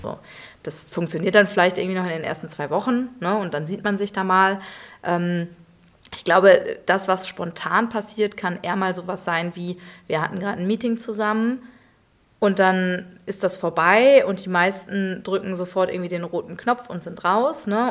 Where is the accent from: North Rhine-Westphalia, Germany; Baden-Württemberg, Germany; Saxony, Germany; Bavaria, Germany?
North Rhine-Westphalia, Germany; Münster; now in Cologne, Germany; gebürtig komme ich aus Münster, also sture Westfälin